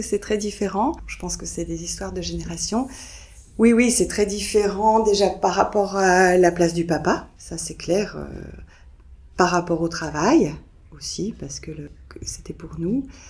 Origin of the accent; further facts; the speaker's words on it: France; je suis française